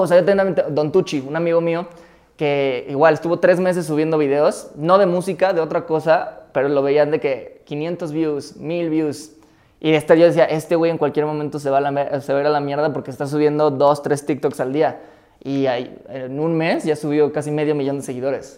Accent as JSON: {"language": "Spanish", "region": "Mexico City", "country": "Mexico", "tie": "born or raised there", "said": "yo crecí en CU desde los 9 a los 16 años"}